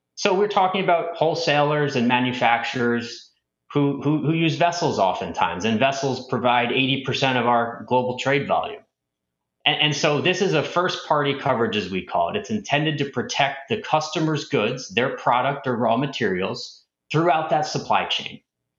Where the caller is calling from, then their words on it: Westport, Connecticut, United States; I'm coming in from Westport, Connecticut, and Happy to be here today